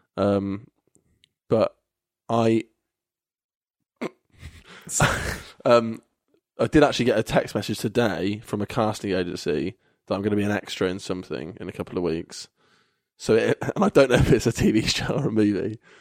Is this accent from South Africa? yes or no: no; Kettering, East Midlands, United Kingdom; moved away as an adult; now in Bristol, United Kingdom; Kettering, which is my hometown.